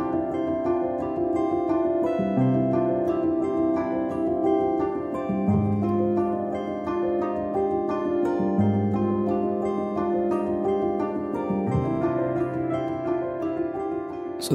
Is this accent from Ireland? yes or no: yes; Ireland